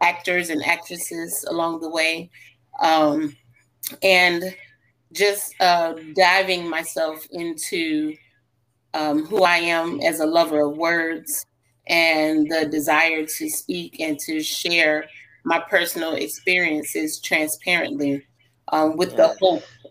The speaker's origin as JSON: {"language": "English", "region": "Illinois", "country": "United States", "said": "I am originally from Illinois"}